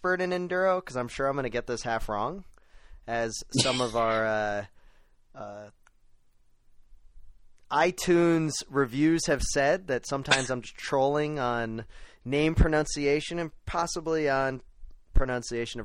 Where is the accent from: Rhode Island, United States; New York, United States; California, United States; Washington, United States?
Rhode Island, United States; Newport; I was born in Newport.